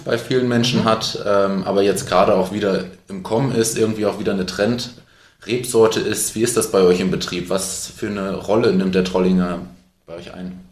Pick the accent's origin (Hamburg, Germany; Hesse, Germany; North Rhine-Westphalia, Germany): Hamburg, Germany; also born or lived in Heilbronn; ich bin Hamburger Winzer